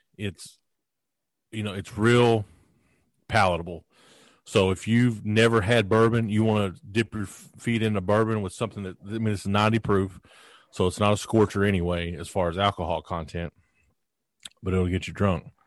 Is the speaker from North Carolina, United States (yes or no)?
no; Kentucky, United States; I'm a kid from Kentucky